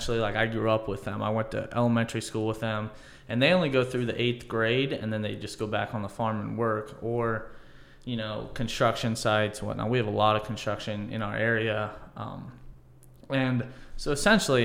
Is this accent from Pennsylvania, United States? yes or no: no; Holmes County, Northeast Ohio, United States; I grew up in Northeast Ohio. It was about an hour south of Canton in Holmes County, big Amish area